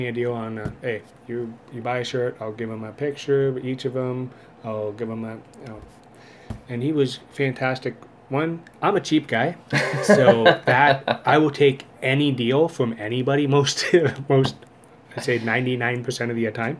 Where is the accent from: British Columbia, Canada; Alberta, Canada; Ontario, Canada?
Ontario, Canada; Welland; moved away; I'm originally from Welland